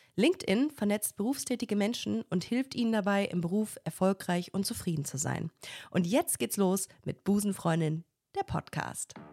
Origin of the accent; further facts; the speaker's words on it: Düsseldorf, North Rhine-Westphalia, Germany; now in Cologne, Germany; als Kölnerin, als eigentlich als Düsseldorferin